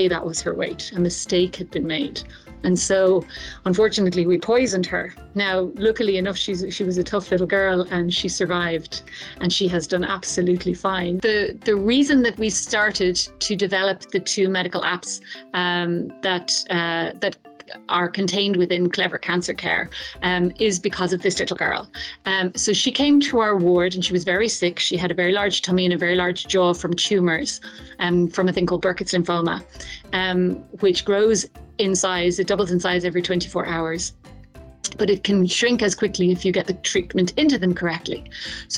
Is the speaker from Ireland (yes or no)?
yes; Ireland; moved away as an adult; now in Tanzania; I'm an Irish pediatric oncologist, and I have lived and worked in Tanzania for over 15 years now